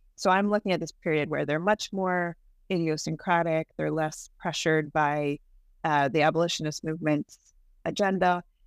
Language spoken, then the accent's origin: English; Virginia, United States; moved away as an adult; also born or lived in Michigan; I'm from Virginia and I went to undergrad at William Mary